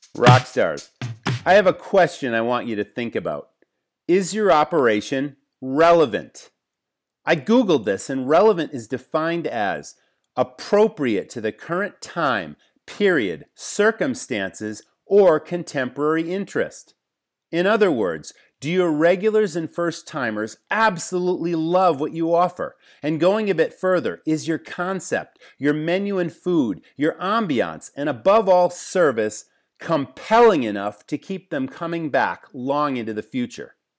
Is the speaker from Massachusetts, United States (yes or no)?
yes; Massachusetts, United States; I grew up in Massachusetts